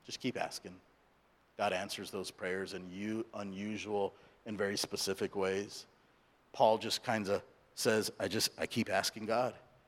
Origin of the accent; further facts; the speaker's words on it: Santa Ana, California, United States; first language English; also born or lived in India; I was born in India, grew up in Southern California, so English is my primary language